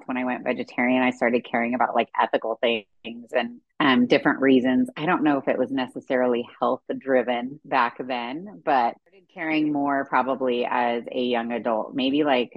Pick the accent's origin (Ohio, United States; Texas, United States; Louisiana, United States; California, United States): California, United States; moved away as an adult; also born or lived in Kansas / Arkansas; being born and raised in California